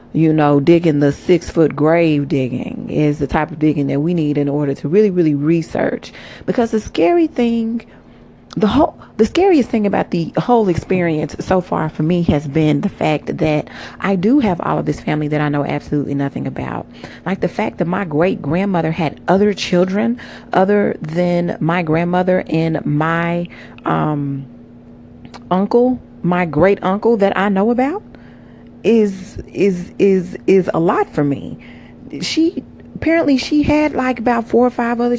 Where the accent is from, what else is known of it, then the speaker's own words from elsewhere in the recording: Oklahoma, United States; I am from Oklahoma